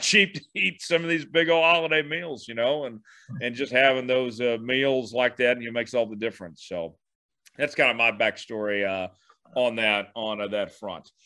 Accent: Tulsa, Oklahoma, United States; also born or lived in Kansas; my hometown in Tulsa

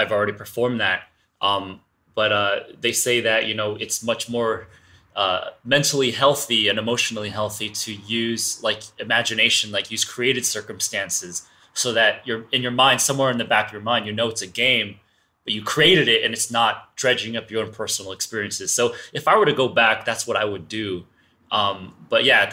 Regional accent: the West, United States; I'm Asian. I grew up in the West

